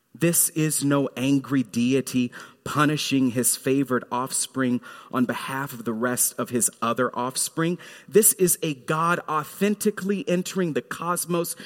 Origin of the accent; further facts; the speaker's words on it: Fort Worth, Texas, United States; Mount Carmel Missionary Baptist Church in Fort Worth, Texas, where I grew up.